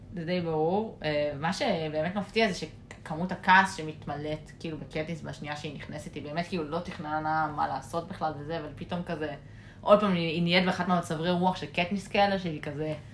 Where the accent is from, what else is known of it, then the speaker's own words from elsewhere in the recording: Israel; אנחנו בתור ישראלים